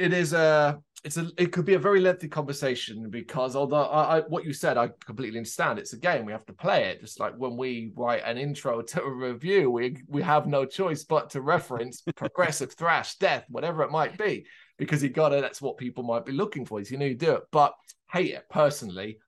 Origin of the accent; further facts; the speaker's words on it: Ireland; I am, uh, Irish born. That is my home country